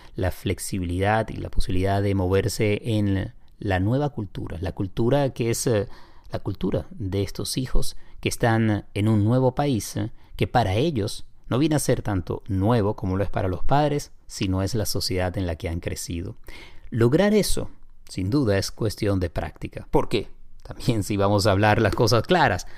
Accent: Venezuela; accent: Venezuelan; moved away as an adult; now in Miami, United States; Gabriela y yo somos venezolanos

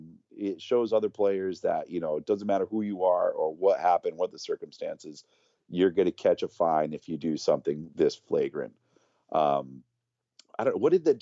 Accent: New Bedford, Massachusetts, United States; The singer from … used to be in another band called …, who used to come to my hometown in New Bedford.

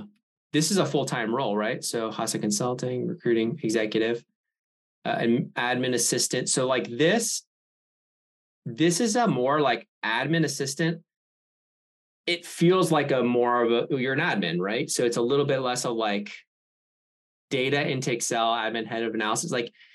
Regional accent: Andover, Massachusetts, United States; Yeah, I'm from Andover. Do you know Andover?

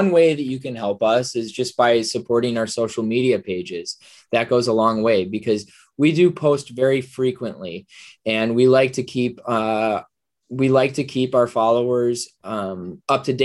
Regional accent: Minnesota, United States; I'm from Minnesota

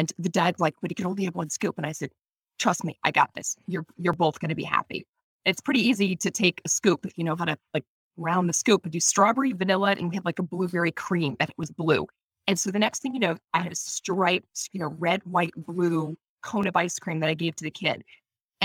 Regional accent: Maine, United States; in my hometown, which is a small town in you know, Maine

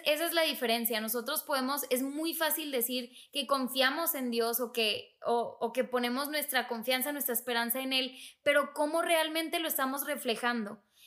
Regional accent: Monterrey, Nuevo León, Mexico; moved away; yo soy de Monterrey

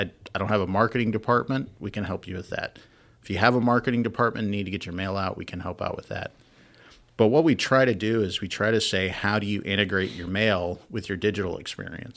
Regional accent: Wyoming, United States; moved away; I'm from Wyoming

